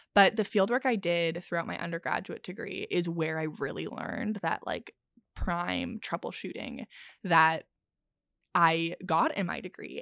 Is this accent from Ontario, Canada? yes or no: yes; Ontario, Canada; even though I'm from Ontario